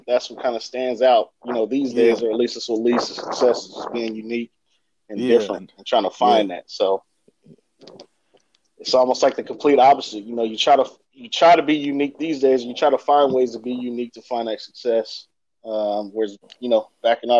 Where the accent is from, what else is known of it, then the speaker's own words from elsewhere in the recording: Bakersfield, California, United States; growing up in Bakersfield, for me, I mean, it's a melting pot